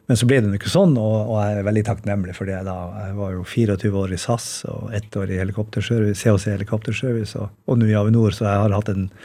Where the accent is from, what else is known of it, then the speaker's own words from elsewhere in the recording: Bodø, Nordland, Norway; siden jeg er fra Bodø.